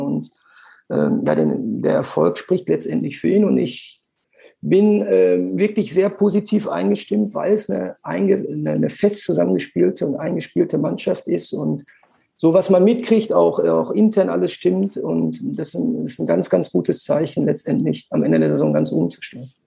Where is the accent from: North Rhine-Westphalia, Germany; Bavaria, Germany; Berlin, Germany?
North Rhine-Westphalia, Germany; Bochum; now in Witten, Germany; Ich bin in Bochum geboren